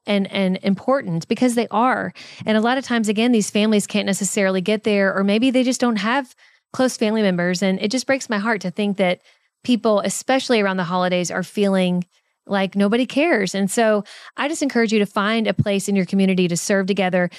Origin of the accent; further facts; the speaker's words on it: Kentucky, United States; accent: Kentucky; my Kentucky accent